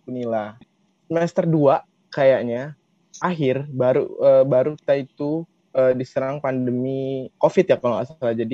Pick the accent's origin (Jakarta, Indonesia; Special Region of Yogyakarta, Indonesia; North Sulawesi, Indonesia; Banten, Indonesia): Jakarta, Indonesia; East Jakarta; Gue berasal dari Jakarta, saya di Jakarta Timur, di Halim Perdana Kusuma.